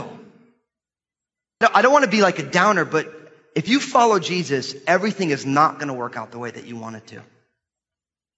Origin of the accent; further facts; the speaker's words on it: United States; our lives as American Christians